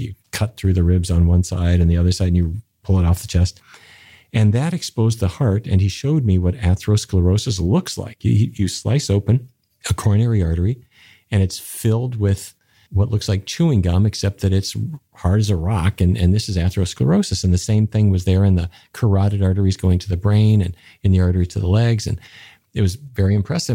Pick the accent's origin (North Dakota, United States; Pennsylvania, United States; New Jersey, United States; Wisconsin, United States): North Dakota, United States; Fargo; I grew up in North Dakota, which is near the Canadian border to the town of Fargo